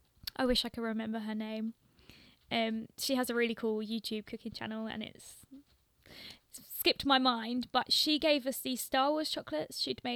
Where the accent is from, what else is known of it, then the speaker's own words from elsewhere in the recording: London, United Kingdom; no, I'm from the UK, like, I'm from London.